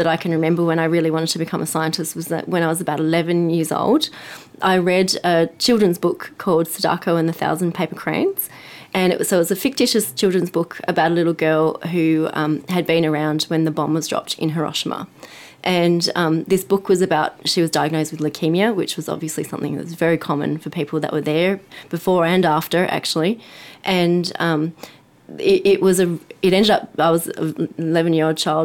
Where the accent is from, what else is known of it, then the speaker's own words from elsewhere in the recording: Sydney, New South Wales, Australia; moved away as an adult; also born or lived in Boston; I'm from Sydney.